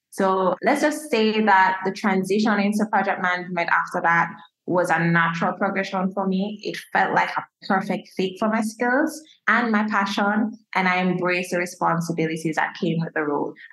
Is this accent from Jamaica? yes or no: yes; Jamaica; I'm a Jamaican as a Jamaican